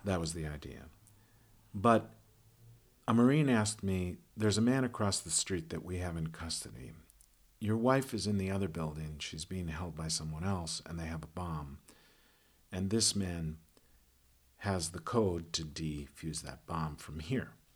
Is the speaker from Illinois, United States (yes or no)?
yes; Chicago, Illinois, United States; I am from Chicago